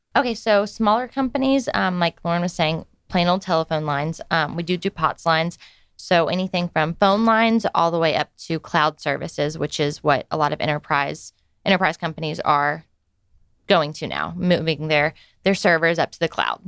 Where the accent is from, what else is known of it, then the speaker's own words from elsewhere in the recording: Snellville, Georgia, United States; I am from Snellville. Okay. Originally, so I've grown up around around Gwinnett my whole life